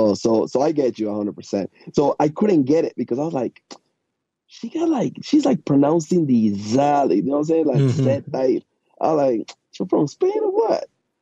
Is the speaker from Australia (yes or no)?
no; Panama; now in Chicago, United States; Yeah, I live in Chicago, but I'm actually planning to go to Panama later on in the year, man.